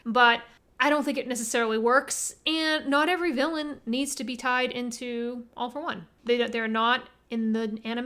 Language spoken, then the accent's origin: English; United States; we're American